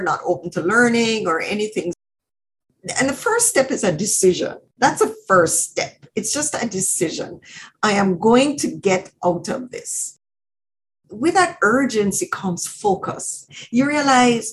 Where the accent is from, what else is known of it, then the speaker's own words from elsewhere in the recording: Jamaica; moved away as an adult; now in Canada; I grew up in Jamaica, you know, going to ballet and music lessons